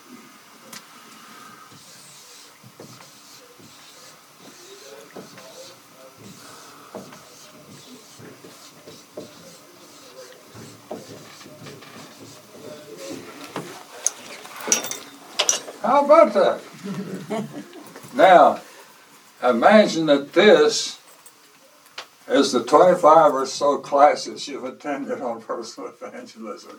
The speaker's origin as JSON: {"language": "English", "region": "the Bible Belt", "country": "United States", "tie": "born or raised there", "said": "I was born and raised in the Bible Belt"}